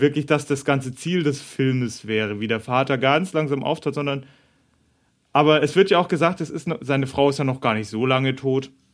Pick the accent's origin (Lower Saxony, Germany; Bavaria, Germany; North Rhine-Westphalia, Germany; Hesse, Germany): Bavaria, Germany; moved away; Ich bin ja in Bayern aufgewachsen.